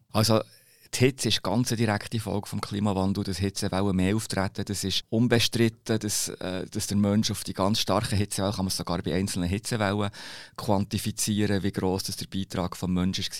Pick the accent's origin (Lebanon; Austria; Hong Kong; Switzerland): Switzerland; Bern; ich bin Berner